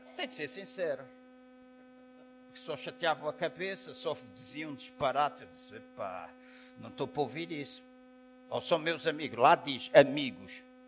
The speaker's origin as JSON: {"language": "Portuguese", "country": "Angola", "moved": "yes", "lives_now": "Portugal", "said": "Eu sou angolano, estou habituado à água quente. Em 40 anos que vivo em Portugal"}